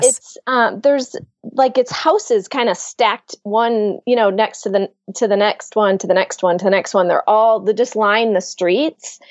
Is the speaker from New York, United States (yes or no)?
no; Ann Arbor, Michigan, United States; I am from Michigan, right outside of Ann Arbor, Michigan.